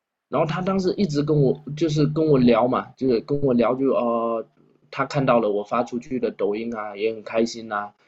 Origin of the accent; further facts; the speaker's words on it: Xiamen, Fujian, China; now in Quanzhou, China; 为什么我要从厦门过来做一件也不赚钱的事情